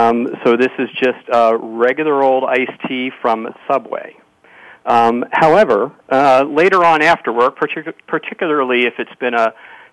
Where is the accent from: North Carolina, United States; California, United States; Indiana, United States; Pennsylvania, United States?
Pennsylvania, United States; outside of Philadelphia; moved away as an adult; now in Atlanta, United States; from Atlanta, Georgia, which is home. For me, for the past 30-some years, I did grow up in Pennsylvania, outside of Philadelphia, and moved here after college.